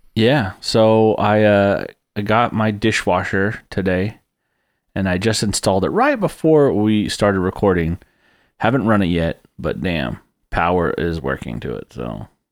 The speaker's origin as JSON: {"language": "English", "region": "Texas", "country": "United States", "said": "I'm from Texas"}